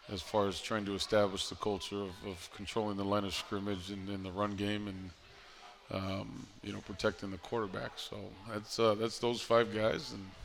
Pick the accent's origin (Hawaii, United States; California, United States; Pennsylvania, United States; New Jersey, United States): Hawaii, United States; coming here – um, to the East Coast, where my wife, uh, who's uh, born and raised in Hawaii as well, uh, have no connections.